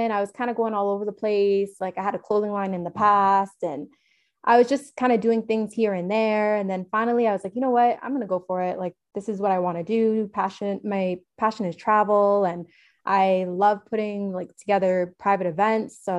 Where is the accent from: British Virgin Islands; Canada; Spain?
Canada; Toronto, Ontario; I'm from Toronto, Canada.